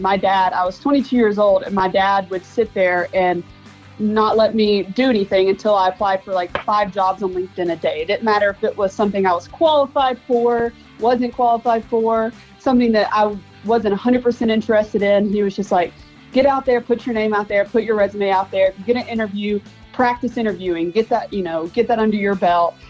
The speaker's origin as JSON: {"language": "English", "town": "Bowdon", "region": "Georgia", "country": "United States", "tie": "born or raised there", "moved": "as an adult", "lives_now": "Texas, United States", "said": "that small town"}